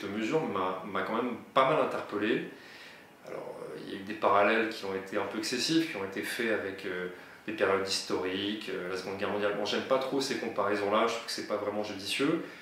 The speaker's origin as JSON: {"language": "French", "town": "Narbonne", "region": "Occitania", "country": "France", "said": "je suis de Narbo Marcius, mais également du pays Qatar"}